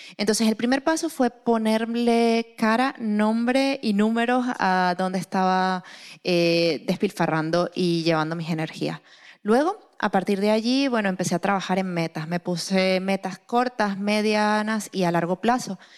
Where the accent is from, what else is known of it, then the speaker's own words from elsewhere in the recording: Venezuela; soy venezolana